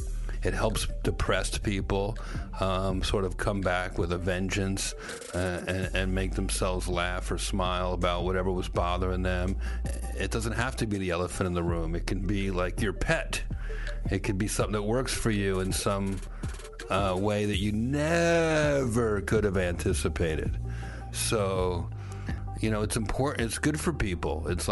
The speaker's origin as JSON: {"language": "English", "region": "New Jersey", "country": "United States", "tie": "born or raised there", "said": "as a kid growing up in New Jersey"}